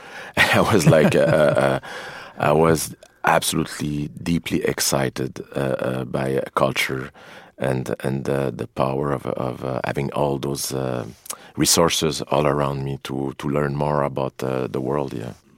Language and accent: English; Quebec, Canada; also born or lived in Montreal; being a Canadian and being raised in the suburb of, uh, United States